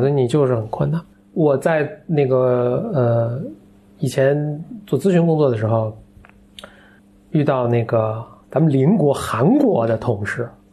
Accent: China; 可能我们中国人去的就游刃有余啊

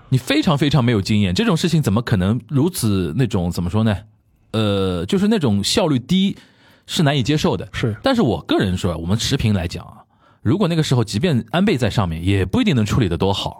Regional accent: China; also born or lived in Japan; 我们中国人

